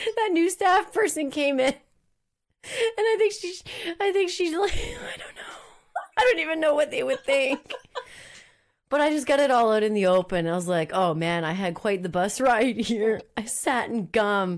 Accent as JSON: {"language": "English", "town": "Moncton", "region": "New Brunswick", "country": "Canada", "tie": "born or raised there", "moved": "yes", "said": "Moncton, New Brunswick, which is my hometown."}